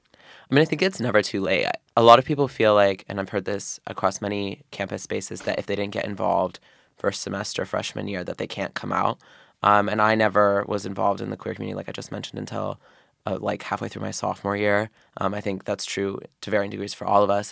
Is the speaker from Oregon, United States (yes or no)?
yes; Oregon, United States; moved away as an adult; now in Philadelphia, United States; so I'm from Oregon.